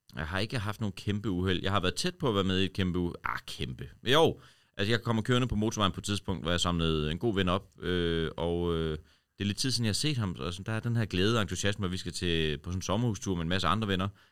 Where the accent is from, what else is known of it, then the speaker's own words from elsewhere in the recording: Horsens, Central Denmark Region, Denmark; now in Copenhagen, Denmark; var jeg hele vejen over øh, hjemme i Horsens